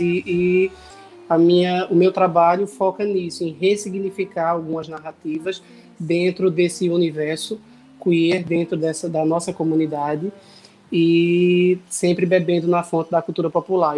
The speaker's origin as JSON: {"language": "Portuguese", "town": "Bezerros", "region": "Pernambuco", "country": "Brazil", "moved": "as an adult", "lives_now": "Recife, Brazil", "said": "sou cantor, compositor do Agreste de Pernambuco, sou da cidade de Bezerros"}